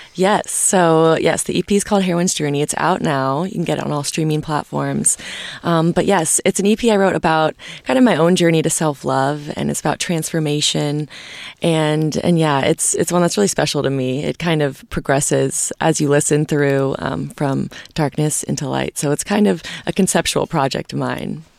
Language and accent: English; Nashville, Tennessee, United States; I come from Nashville, Tennessee